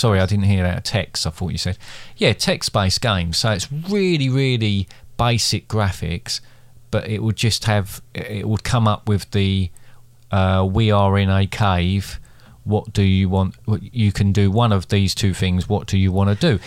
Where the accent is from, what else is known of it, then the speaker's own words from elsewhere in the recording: Basildon, East of England, United Kingdom; I grew up in Basildon